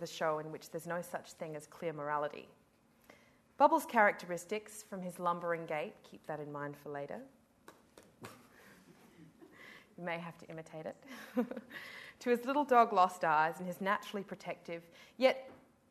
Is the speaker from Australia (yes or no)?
yes; Adelaide, South Australia, Australia; I come from Adelaide